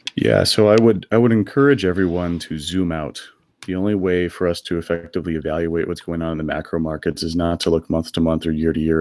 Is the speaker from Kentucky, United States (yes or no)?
no; Texas, United States; moved away as an adult; now in San Francisco, United States; I grew up in Texas and then moved out here uh, in my early 20s.